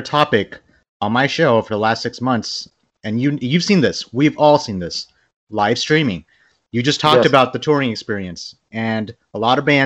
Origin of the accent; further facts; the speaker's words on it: Bangladesh; I'm from Bangladesh